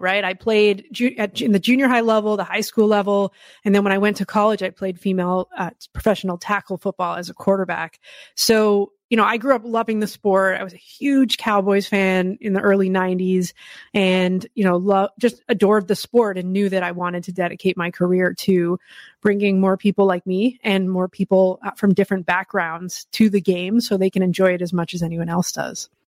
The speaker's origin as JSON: {"language": "English", "country": "Canada", "tie": "born or raised there", "moved": "yes", "said": "growing up in Canada, girls, flag, touch, and tackle football is available to us"}